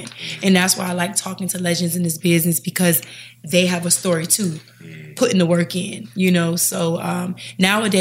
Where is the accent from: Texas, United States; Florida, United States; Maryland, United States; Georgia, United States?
Florida, United States; Miami; also born or lived in Jamaica (ancestry) / Charlotte; I'm from Miami